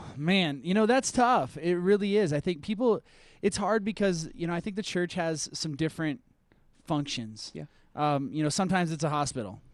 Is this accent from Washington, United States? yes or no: no; Minnesota, United States; now in Colorado, United States; I'm from Minnesota